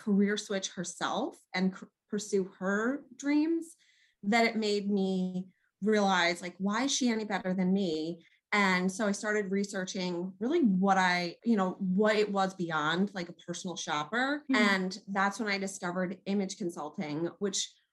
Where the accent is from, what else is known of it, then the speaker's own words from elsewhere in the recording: New York, United States; also born or lived in South Jersey; now in New Jersey, United States; I'm originally from New York because I just have to pay a little homage to my home state.